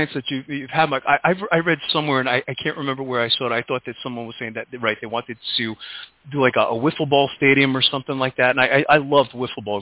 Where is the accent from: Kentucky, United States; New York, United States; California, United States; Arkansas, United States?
New York, United States; New York City; moved away; I was born in Brooklyn